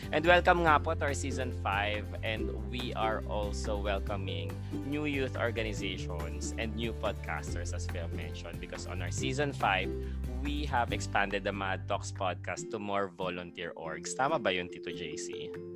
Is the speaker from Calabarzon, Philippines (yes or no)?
yes; Rizal, Calabarzon, Philippines; tubong Rizal din siya tulad ko